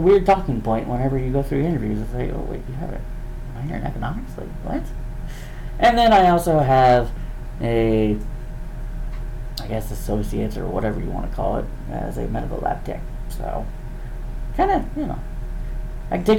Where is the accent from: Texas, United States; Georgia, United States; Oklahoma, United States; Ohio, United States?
Oklahoma, United States; Jenks; I grew up here in Jinx, Oklahoma. Born and raised.